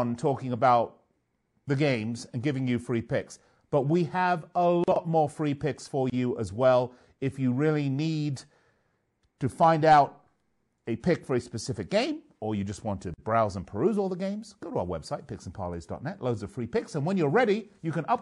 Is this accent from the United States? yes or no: no; London, United Kingdom; moved away; London, my hometown